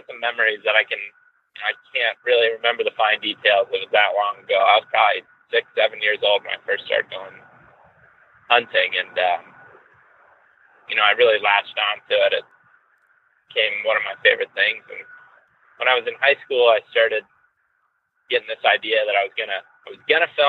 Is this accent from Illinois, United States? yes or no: no; Western Ohio, United States; now in Colorado, United States; I grew up in Western Ohio, where I'm headed right now